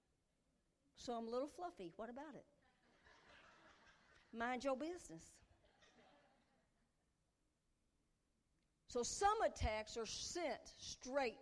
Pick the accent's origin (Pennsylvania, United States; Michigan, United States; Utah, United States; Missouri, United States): Missouri, United States; Puxico; I've never lived more than 50 miles from my hometown of Puxico